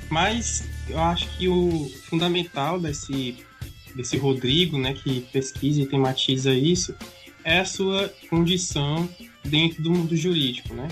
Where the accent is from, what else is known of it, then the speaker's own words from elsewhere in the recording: Piauí, Brazil; eu sou piauiense, eu me formei, me graduei em Direito no Piauí